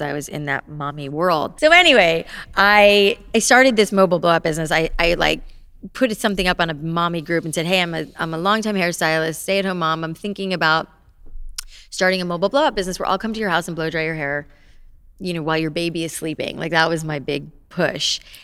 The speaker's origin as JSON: {"language": "English", "town": "Boca Raton", "region": "Florida", "country": "United States", "tie": "born or raised there", "moved": "yes", "said": "I grew up in South Florida"}